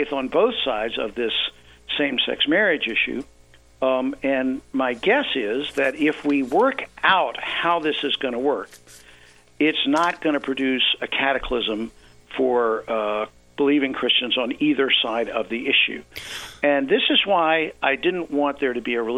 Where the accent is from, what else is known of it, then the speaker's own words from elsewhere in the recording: the South, United States; I grew up in the South